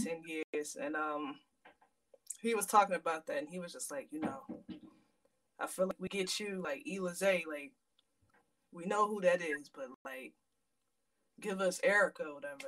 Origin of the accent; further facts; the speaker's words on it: Aberdeen, Maryland, United States; also born or lived in Hampton, Virginia; i was born in hampton virginia and i moved I'm, i moved up to maryland i'm from well technically aberdeen maryland i've been here since i was like eight years old